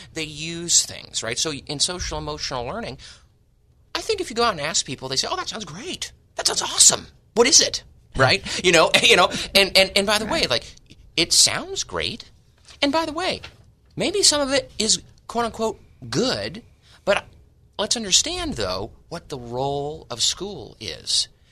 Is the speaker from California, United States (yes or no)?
yes; San Diego, California, United States; born and raised in East County, San Diego